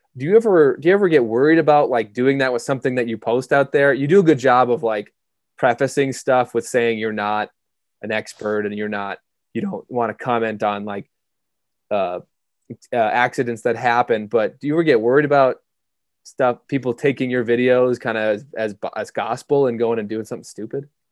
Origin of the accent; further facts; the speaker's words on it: Minnesota, United States; moved away as an adult; now in Jackson, United States; I grew up in Minnesota